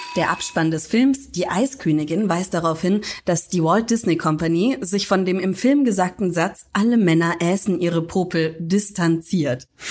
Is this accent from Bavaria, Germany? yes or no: yes; Franconia, Bavaria, Germany; ich aus Franken komme